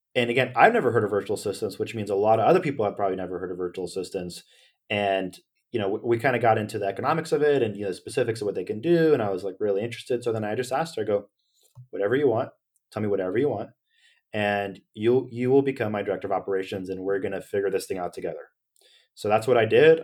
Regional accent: Sacramento, California, United States; I'm from Sacramento

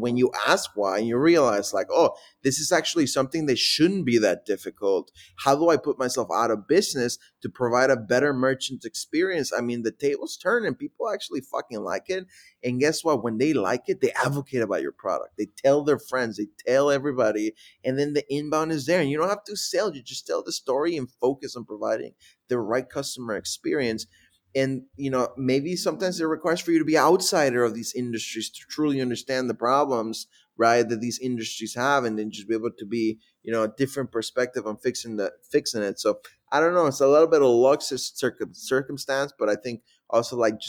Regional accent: Milwaukee, Wisconsin, United States; also born or lived in Mexico; So my family immigrated from Mexico to Milwaukee when I was 13.

